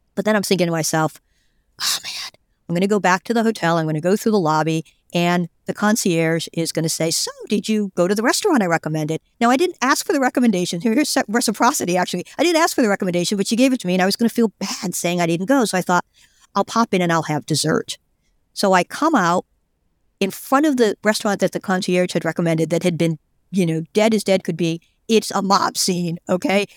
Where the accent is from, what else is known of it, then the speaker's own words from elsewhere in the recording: United States; I'm an American